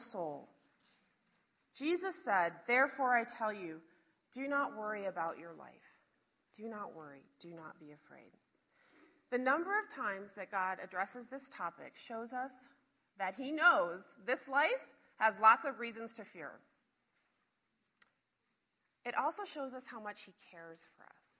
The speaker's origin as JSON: {"language": "English", "town": "Chicago", "region": "Illinois", "country": "United States", "moved": "yes", "lives_now": "Montana, United States", "said": "I'm from Chicago originally"}